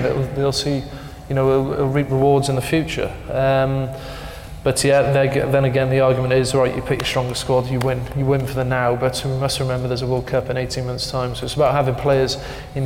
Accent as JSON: {"language": "English", "region": "Wales", "country": "United Kingdom", "said": "as a Welshie"}